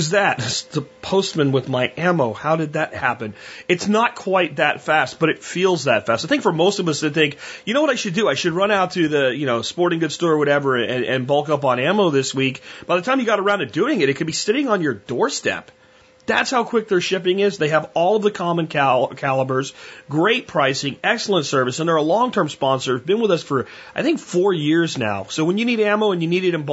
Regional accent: United States; I'm an American. This is where I live.

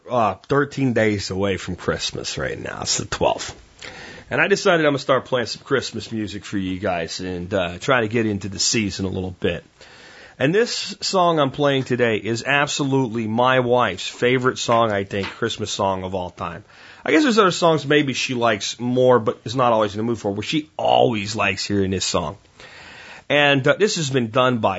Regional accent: Pennsylvania, United States; back when I was a kid, growing up in Pennsylvania

